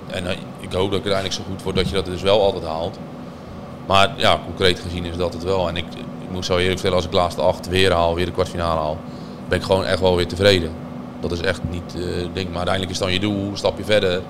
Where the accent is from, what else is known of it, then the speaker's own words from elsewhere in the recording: Urk, Flevoland, Netherlands; ik kom eigenlijk van Urk